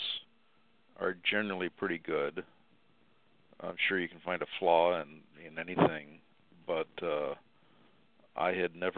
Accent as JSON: {"language": "English", "region": "Midwest", "country": "United States", "tie": "born or raised there", "moved": "yes", "said": "growing up in the Midwest, everybody spoke English"}